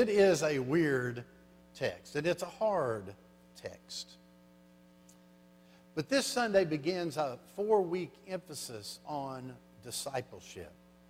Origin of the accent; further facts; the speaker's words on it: Louisiana, United States; I came from South Louisiana up to Arlington, Texas, to a career counseling center for 3 days.